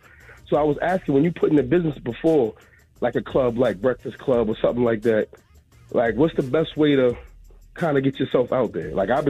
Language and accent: English; Queens, New York, United States; I'm originally from Queens.